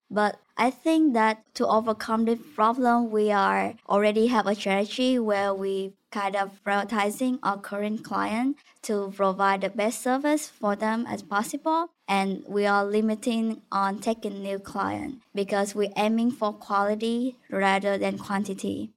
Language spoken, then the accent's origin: English; Vietnam; moved away as an adult; now in United States; I'm originally from Vietnam